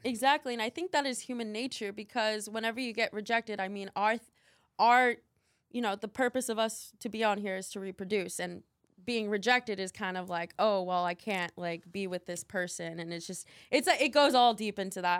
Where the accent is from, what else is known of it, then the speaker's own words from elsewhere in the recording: Albuquerque, New Mexico, United States; now in Miami, United States; I live in Miami, but I was born in Albuquerque, New Mexico